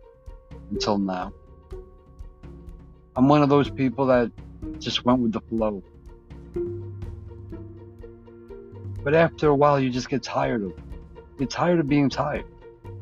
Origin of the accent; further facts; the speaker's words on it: United States; proud to be an American